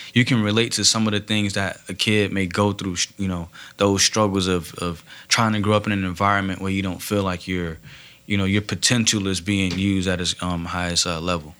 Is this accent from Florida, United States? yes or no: yes; Miami, Florida, United States; moved away as an adult; now in Fort Myers, United States; I'm originally from uh, Liberty City, Miami, born and raised there um, my whole life